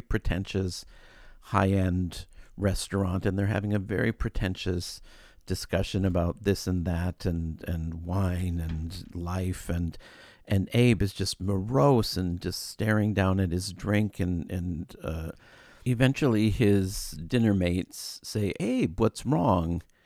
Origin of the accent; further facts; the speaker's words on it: Brainerd, Minnesota, United States; moved away as an adult; now in Chicago, United States; I'm from Brainerd, Minnesota, which is a resort town